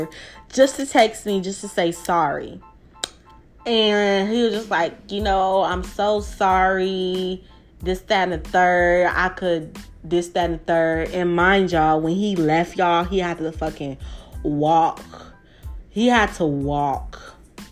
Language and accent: English; Milwaukee, Wisconsin, United States; I'm from Milwaukee, Wisconsin